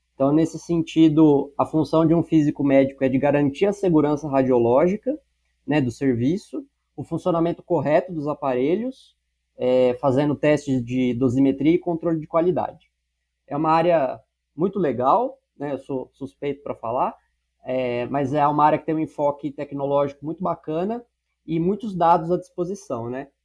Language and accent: Portuguese; São Paulo, Brazil; also born or lived in Barretos; eu nasci em Barretos, né, cidade do interior do estado de São Paulo. É, ainda pequeno, fui morar na cidade de São Paulo, onde eu cresci e onde hoje eu moro